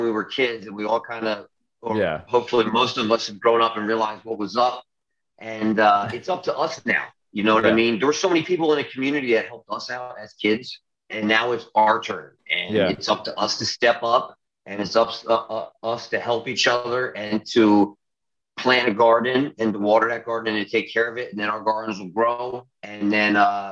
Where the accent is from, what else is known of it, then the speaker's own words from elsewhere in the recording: North Wales / Lansdale, Pennsylvania, United States; growing up in North Penn, North Wales, Lansdale area